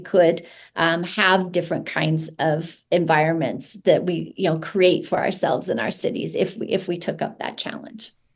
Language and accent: English; Utah, United States; I grew up in Utah, and one thing I knew is that there's no fireflies here